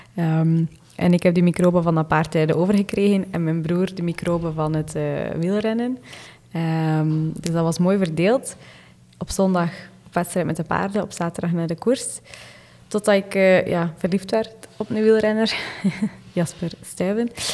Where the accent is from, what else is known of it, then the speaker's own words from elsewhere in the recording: East Flanders, Belgium; Ik ben afkomstig van Oost-Vlaanderen